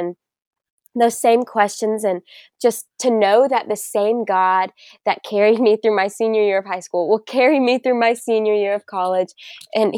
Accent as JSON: {"language": "English", "town": "Bentonville", "region": "Arkansas", "country": "United States", "tie": "born or raised there", "also_born_or_lived": "Tennessee", "moved": "as an adult", "said": "I am originally from Arkansas. The Bentonville area. So if you're familiar with Walmart, it is the hometown of good old Walmart. And I'd never moved before going to college"}